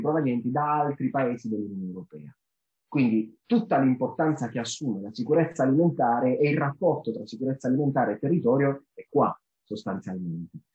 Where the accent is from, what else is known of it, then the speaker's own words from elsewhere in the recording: Apulia, Italy; io sono pugliese